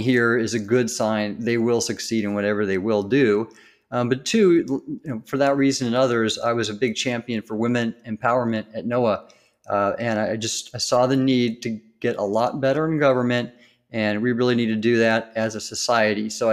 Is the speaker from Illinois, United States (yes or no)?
no; Southern California, United States; when I was young growing up in Southern California